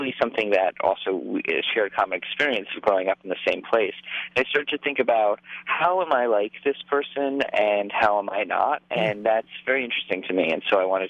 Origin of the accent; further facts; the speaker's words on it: New York City, New York, United States; I'm not from the Bronx. I'm from downtown New York.